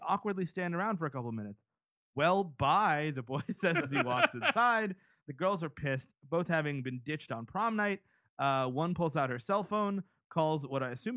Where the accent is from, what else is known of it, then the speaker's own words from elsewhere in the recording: New York City, New York, United States; I grew up in the Bronx